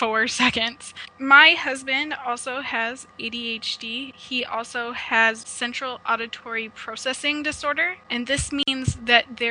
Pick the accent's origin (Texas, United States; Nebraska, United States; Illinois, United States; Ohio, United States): Nebraska, United States; Omaha; now in Ontario, Canada; I am originally from Omaha, Nebraska, but I've relocated to Ontario, Canada.